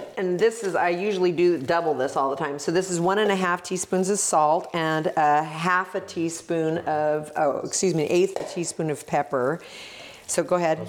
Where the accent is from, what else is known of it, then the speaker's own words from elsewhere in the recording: Oregon, United States; I'm the girl from Oregon